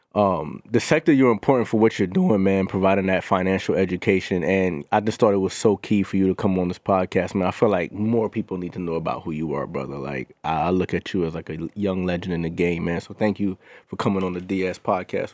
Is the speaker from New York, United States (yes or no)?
yes; New York City, New York, United States; moved away; also born or lived in Barbados; I was born in Brooklyn. I grew up in uh, Flatlands Third